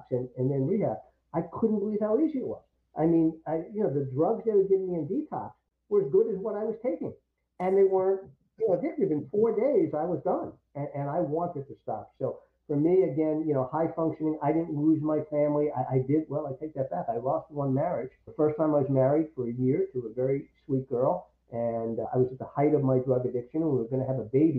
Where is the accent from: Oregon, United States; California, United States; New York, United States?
New York, United States; also born or lived in Syracuse; growing up in New York